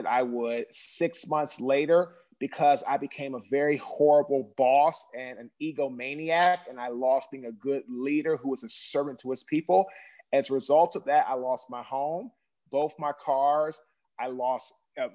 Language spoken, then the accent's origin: English; Washington, District of Columbia, United States; I'm originally from Washington, D.C.